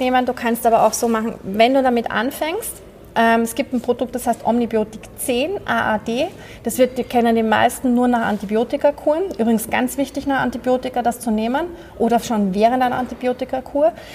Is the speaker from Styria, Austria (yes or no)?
no; Vienna, Austria; Also ich bin ja Österreicherin, ich bin Wienerin.